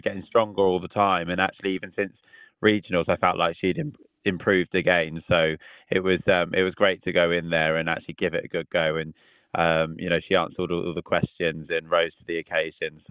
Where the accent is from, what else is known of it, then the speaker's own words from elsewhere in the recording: Southampton, South East England, United Kingdom; we're all from Southampton